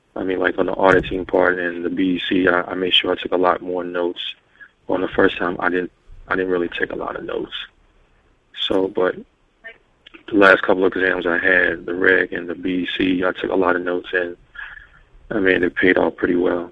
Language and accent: English; Louisville, Kentucky, United States; I'm from Louisville, Kentucky.